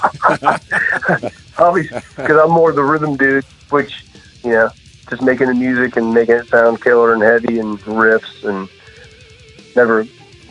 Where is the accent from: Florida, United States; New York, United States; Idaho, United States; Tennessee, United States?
Florida, United States; Jacksonville; also born or lived in Brandon, Florida; I was born in Jacksonville, Florida. Yeah, Jacksonville. And when I was like 10, we moved down to Tampa area